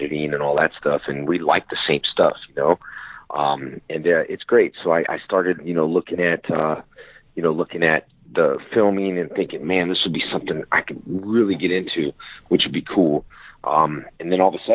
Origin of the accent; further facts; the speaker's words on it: West Covina, California, United States; I grew up in a town called West Covina in California